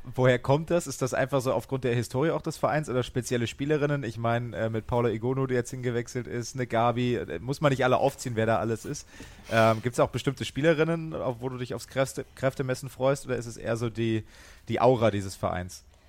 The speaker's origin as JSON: {"language": "German", "region": "Hesse", "country": "Germany", "said": "ich als Hesse"}